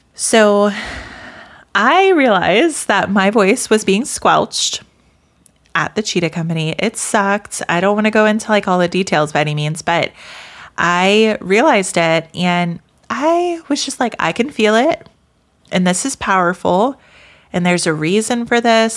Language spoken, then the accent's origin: English; American South, United States; I grew up in the American South